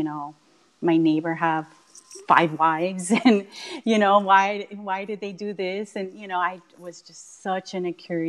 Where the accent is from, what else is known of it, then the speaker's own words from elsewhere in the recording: Miami, Florida, United States; I was born and raised in Miami